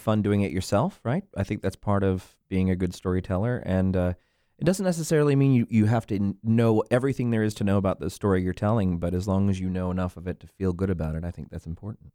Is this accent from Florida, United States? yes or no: yes; Orlando, Florida, United States; the privileged kid growing up in Orlando